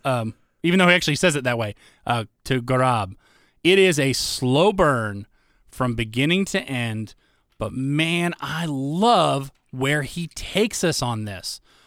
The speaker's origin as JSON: {"language": "English", "country": "United States", "said": "an American"}